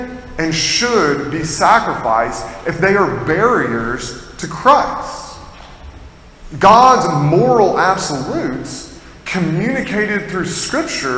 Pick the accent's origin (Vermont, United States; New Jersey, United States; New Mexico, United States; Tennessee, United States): Tennessee, United States; now in Massachusetts, United States; I'm not from Massachusetts originally, I'm from Tennessee